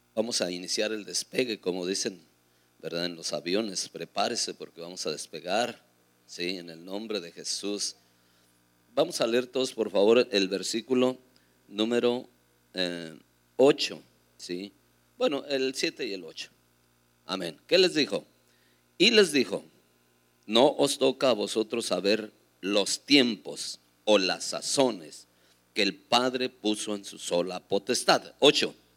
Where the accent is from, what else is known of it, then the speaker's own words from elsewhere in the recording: Durango, Mexico; Ahí en Durango, en mi tierra